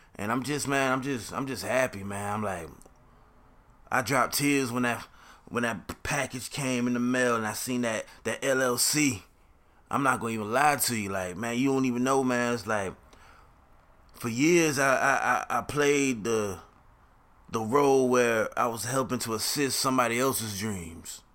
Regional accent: Jacksonville, Florida, United States; I'm from Jacksonville, Florida.

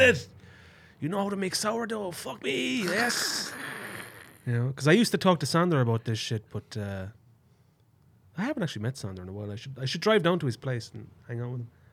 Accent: Ireland; moved away; Truly Town, my hometown where I grew up

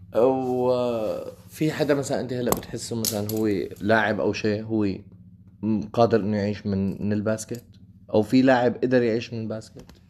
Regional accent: Syria; عندنا بسوريا

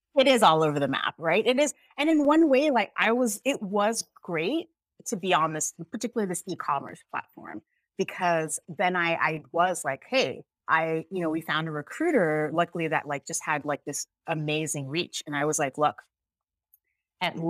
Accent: United States; also born or lived in Jamaica; I'm actually Jamaican, but I grew up here, so I'm also American

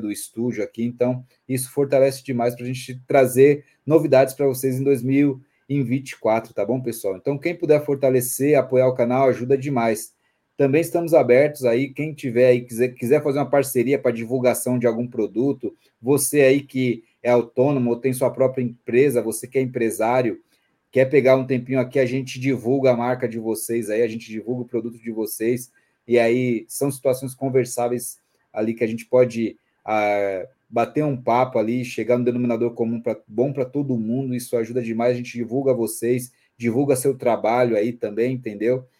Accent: São Paulo, Brazil; sou de São Paulo, capital aqui da região de Santo Amaro, Zona Sul, Socorro

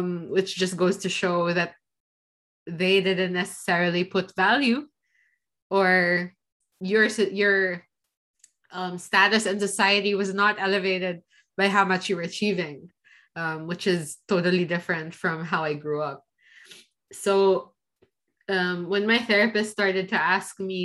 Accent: Philippines; now in Switzerland; the society I was raised in, like, with growing up in the Philippines

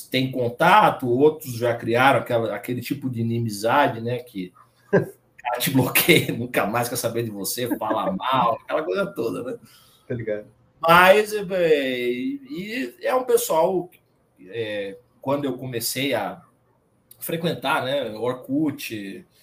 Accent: Curitiba, Paraná, Brazil; now in Belo Horizonte, Brazil; eu sou natural de Curitiba, Paraná. Tenho 36 anos, atualmente moro em Belo Horizonte, estado de Minas Gerais.

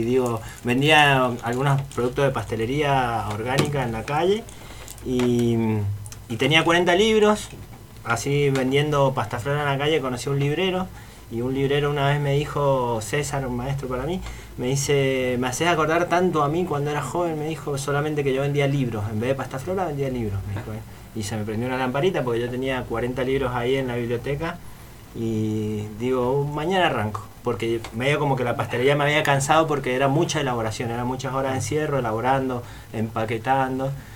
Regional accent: Mendoza, Argentina; moved away; also born or lived in Buenos Aires; soy de Mendoza

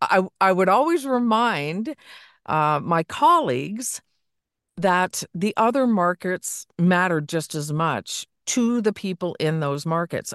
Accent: Niagara area, Ontario, Canada; I grew up in the Niagara area.

